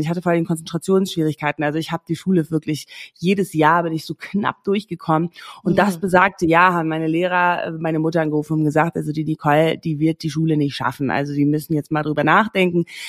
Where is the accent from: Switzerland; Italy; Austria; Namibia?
Namibia; moved away as an adult; also born or lived in England / Australia / Berlin, Germany; Ich bin in Namibia groß geworden, aufgewachsen, geboren